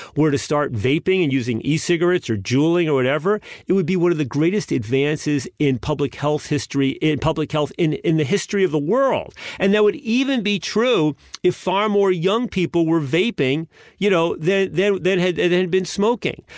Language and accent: English; United States; as an American citizen